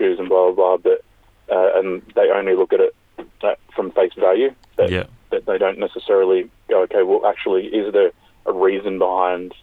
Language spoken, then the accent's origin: English; Sydney, New South Wales, Australia; also born or lived in Forster, New South Wales; I grew up in Sydney, living on Gadigal country. So my mum and dad moved here when I was about 3 years old.